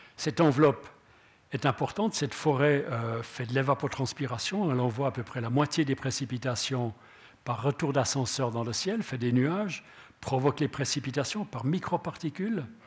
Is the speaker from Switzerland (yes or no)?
yes; Switzerland; on est des Helvètes